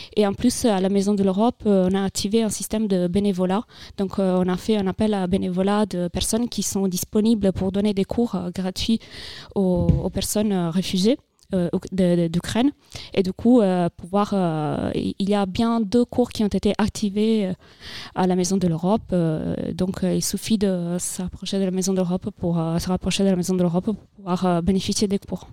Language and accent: French; Italy; French is a second language; moved away as an adult; now in France; je viens d'Italie c'est pour ça que j'ai un petit accent peut-être